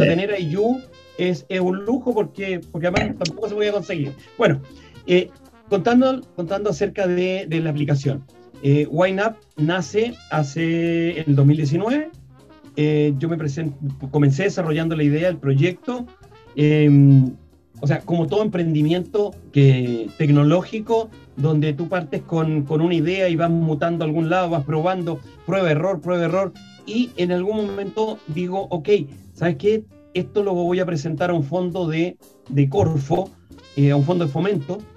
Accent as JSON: {"language": "Spanish", "town": "Copiapó", "region": "Atacama", "country": "Chile", "tie": "born or raised there", "said": "yo soy nortino, yo nací en Copiapó"}